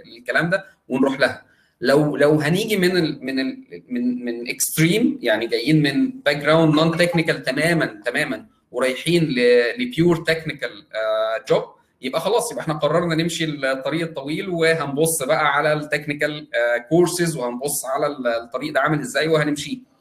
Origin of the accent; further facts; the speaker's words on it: Egypt; عندنا في مصر